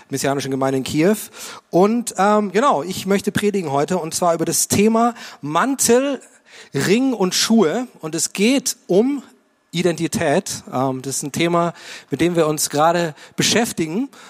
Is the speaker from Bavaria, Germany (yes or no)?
yes; Munich, Bavaria, Germany; Ich komme aus München und es war mein erster Anzug